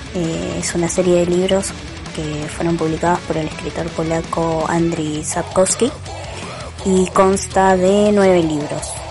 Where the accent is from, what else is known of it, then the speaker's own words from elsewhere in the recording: Villalonga, Buenos Aires Province, Argentina; soy de Villalonga